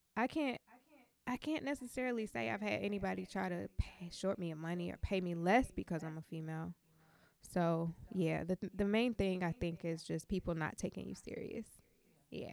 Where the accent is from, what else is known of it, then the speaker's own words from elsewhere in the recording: Atlanta, Georgia, United States; I'm from Atlanta